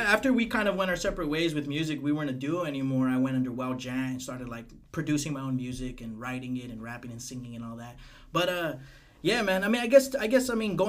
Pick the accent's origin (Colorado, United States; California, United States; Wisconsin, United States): California, United States; Parlier; at the Corral in Parlier, man. That's my hometown.